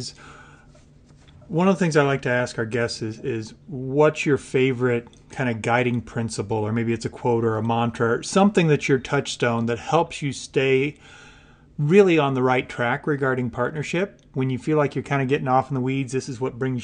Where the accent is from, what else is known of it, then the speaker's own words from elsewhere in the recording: Illinois, United States; I grew up in the Midwest. I grew up in Illinois on a small farm